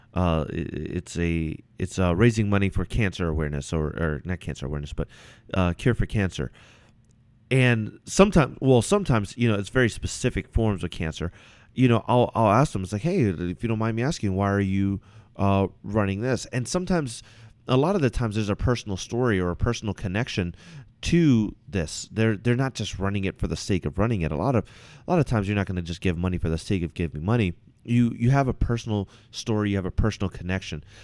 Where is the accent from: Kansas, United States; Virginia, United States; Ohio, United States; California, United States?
Virginia, United States; now in Washington, United States; I'm originally from Virginia.